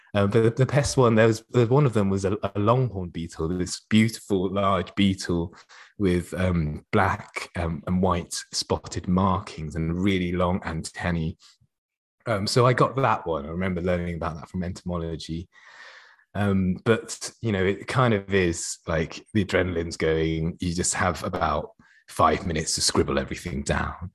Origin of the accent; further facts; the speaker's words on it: Oxford, South East England, United Kingdom; was growing up in Oxford.